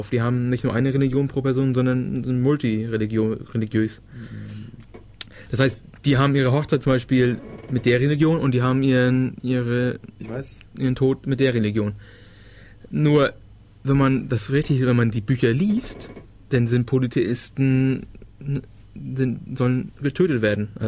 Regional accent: Schleswig-Holstein, Germany; wie gesagt, ich komme ja aus der Ecke Dänemark. Der Kreis der Leute, die ich kannte, waren eher dänisch angehaucht.

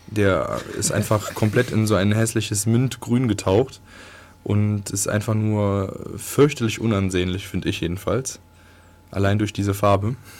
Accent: Viersen, North Rhine-Westphalia, Germany; moved away; die aus meinem kleinen Dorf kommt, wo ich herkomme, in, im tiefen Nordrhein-Westfalen

